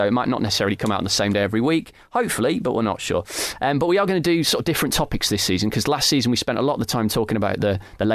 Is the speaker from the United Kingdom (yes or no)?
yes; Bury, North West England, United Kingdom; also born or lived in West London; now in London, United Kingdom; I'm from Bury near Manchester originally